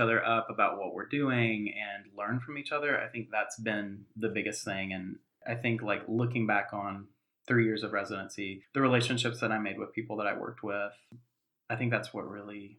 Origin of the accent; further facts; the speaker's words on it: Western North Carolina, United States; the place where I grew up in Western North Carolina